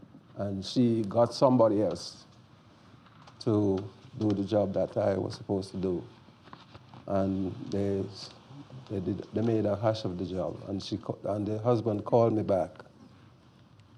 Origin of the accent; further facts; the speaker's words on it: Jamaica; I'm a Jamaican.